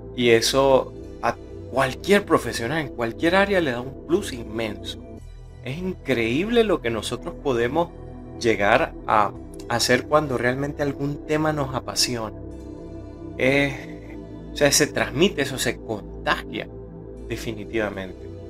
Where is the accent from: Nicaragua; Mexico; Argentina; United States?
Nicaragua; aquí en mi país, en Nicaragua